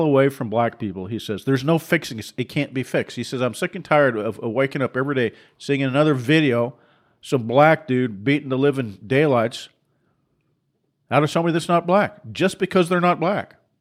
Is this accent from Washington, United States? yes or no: yes; Seattle, Washington, United States; I grew up in Seattle